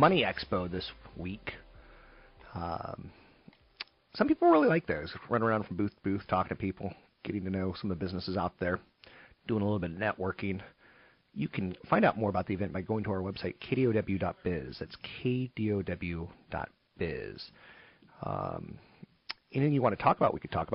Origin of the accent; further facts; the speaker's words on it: California, United States; I'm Californian